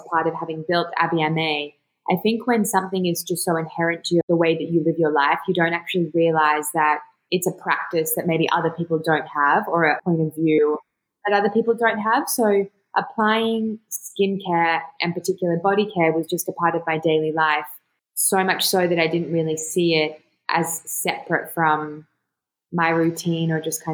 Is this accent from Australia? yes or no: yes; Australia; also born or lived in Jordan; I was born in Jordan and I grew up in Australia